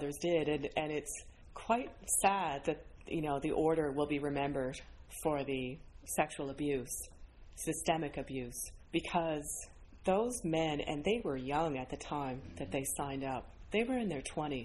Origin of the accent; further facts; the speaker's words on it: Ontario, Canada; now in St. John's, Canada; I'm from Ontario